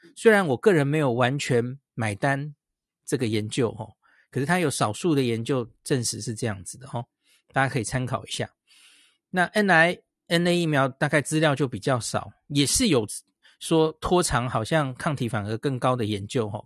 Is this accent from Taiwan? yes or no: yes; Taiwan; 对我们台湾人来说